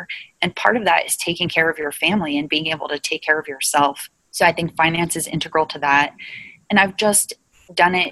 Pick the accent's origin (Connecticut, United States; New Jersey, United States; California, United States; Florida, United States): New Jersey, United States; I'm from New Jersey